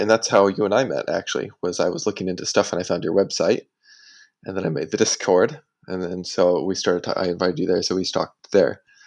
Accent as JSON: {"language": "English", "country": "United States", "moved": "yes", "lives_now": "Singapore", "said": "I am American."}